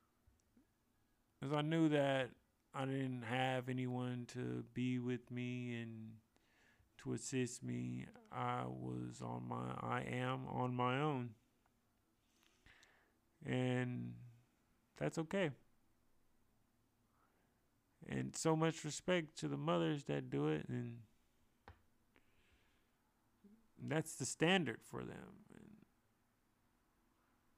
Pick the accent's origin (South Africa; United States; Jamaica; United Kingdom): United States; San Francisco, California; being in my hometown at Golden Gate Park